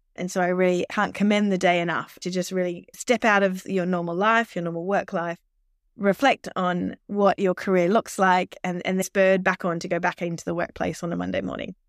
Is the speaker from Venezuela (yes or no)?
no; Australia; accent: Australian; now in United Kingdom; I am an Australian, as you can probably tell from my accent, uh, but I've lived, uh, over in the U K, um, on and off most of my life